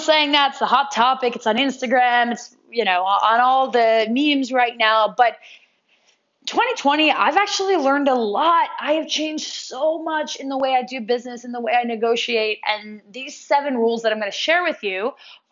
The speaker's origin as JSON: {"language": "English", "region": "New York", "country": "United States", "said": "I'm from New York"}